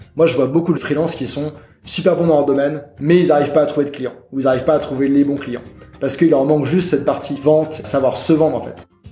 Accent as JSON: {"language": "French", "country": "France", "tie": "born or raised there", "also_born_or_lived": "Germany / Montreal", "moved": "as an adult", "said": "moi, je suis français, mais je suis né en Allemagne. J'ai toujours pas mal voyagé. Et euh, moi, bah, j'étais en France, école, collège, lycée"}